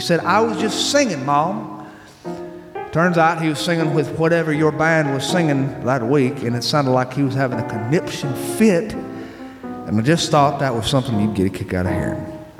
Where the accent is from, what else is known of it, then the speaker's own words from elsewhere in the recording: Mobile, Alabama, United States; now in St. Louis, United States; We're from Mobile originally, but we've fallen in love with St. Louis since we came here for my husband's job.